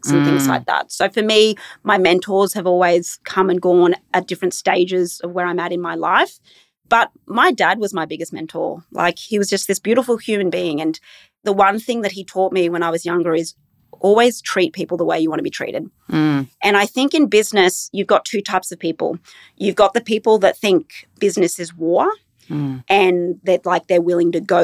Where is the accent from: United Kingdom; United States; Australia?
Australia; Brisbane, Queensland; also born or lived in Inverell, New South Wales / Tamworth, New South Wales; we moved from Inverell when I was about 6 or 7 to Tamworth. And then from Tamworth, we came to Brisbane.